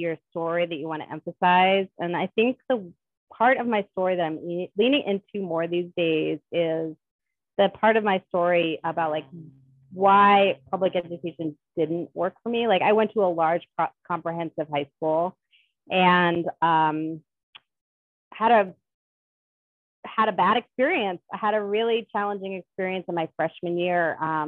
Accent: Rhode Island, United States; I grew up in Rhode Island

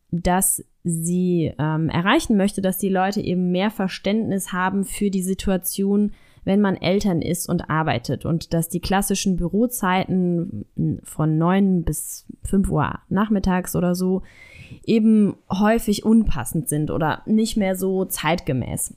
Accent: Germany; bei uns in Deutschland

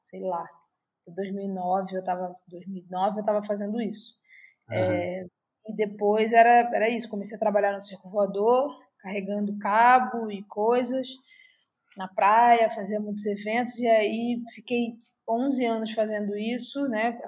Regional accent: Rio de Janeiro, Brazil; Cara, é... eu vim de Marechal Hermes, vim de uma criação cristã, sou filha adotiva, fui adotada aos nove e comecei a tocar na igreja.

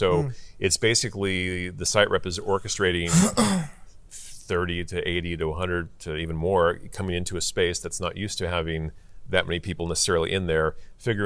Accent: Orange County, California, United States; I grew up in Orange County

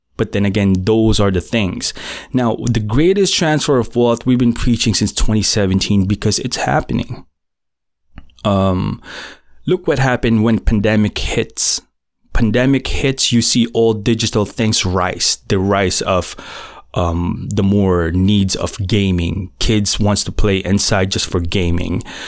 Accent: Philippines; first language Filipino; English is a second language; in my native tongue, Filipino, I'm Filipino

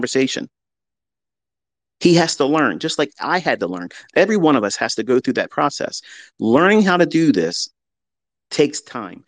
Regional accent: United States; as an American

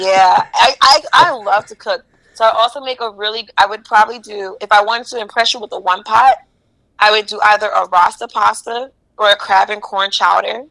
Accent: East Orange, New Jersey, United States; I'm from East Orange, so I don't think East Orange is rough at all

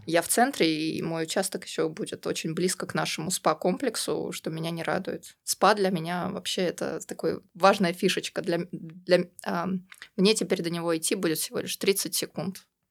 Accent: Troitsk, Moscow, Russia; moved away as an adult; also born or lived in United Kingdom; now in Montenegro; А я, кстати, тоже из Москвы, только из Новой Москвы. Это город Троицк

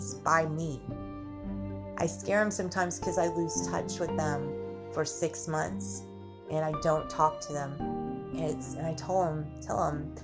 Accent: United States; we're lucky to be Americans because we're labeled Americans

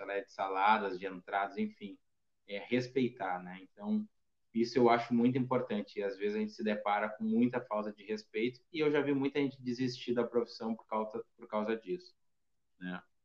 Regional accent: Brazil

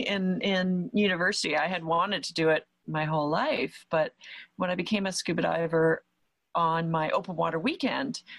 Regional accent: Toronto, Ontario, Canada; also born or lived in near Ottawa, Canada; So I grew up in the Toronto area in Canada

